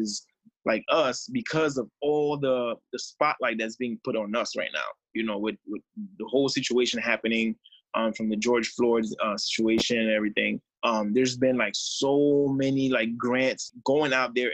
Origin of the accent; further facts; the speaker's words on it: Haiti; being from Haiti and growing up in Haiti